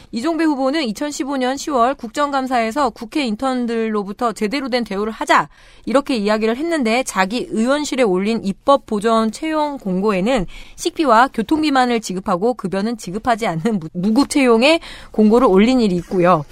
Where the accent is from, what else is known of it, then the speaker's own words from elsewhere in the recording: Chungju, North Chungcheong, South Korea; 저는 충주시 봉방동에서 태어났는데, 안방에서 태어났더라고요